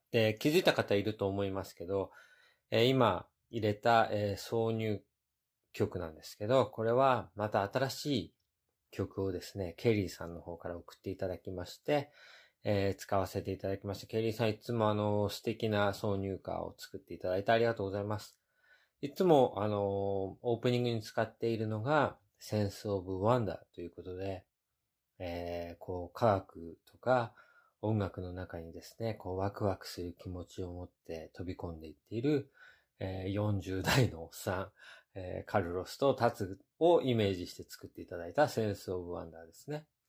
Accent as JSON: {"language": "Japanese", "country": "Japan", "tie": "born or raised there", "moved": "as an adult", "lives_now": "United States", "said": "アメリカで生まれてですね、3歳まで過ごして、それから日本に行きました。"}